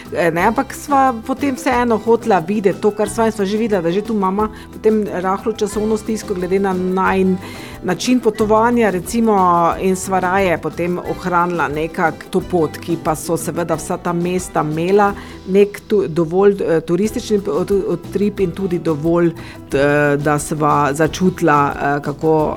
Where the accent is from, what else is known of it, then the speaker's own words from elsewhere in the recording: Ptuj, Drava, Slovenia; sem rojena tu na Ptuju